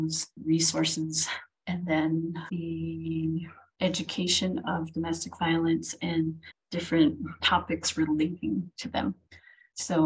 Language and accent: English; Window Rock, Arizona, United States; moved away as an adult; also born or lived in Rehoboth, New Mexico / Manuelito, New Mexico; now in Gallup, United States; I was born in Rehoboth, which is next to Gallup, but I primarily grew up in Fort Defiance and Winter Rock, Arizona, which are on the Navajo Nation.